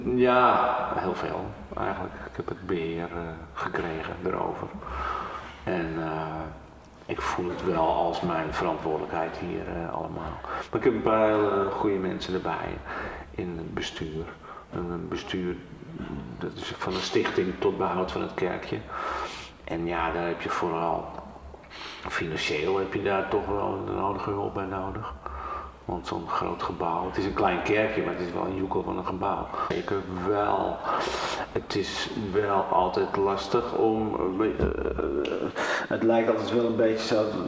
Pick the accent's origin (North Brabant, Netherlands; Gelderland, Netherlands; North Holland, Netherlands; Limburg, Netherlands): North Holland, Netherlands; De Weere; also born or lived in Amsterdam; now in Lambertschaag, Netherlands; ik ben geboren en getogen in De Weren. Dat ligt hier niet zo ver vandaan.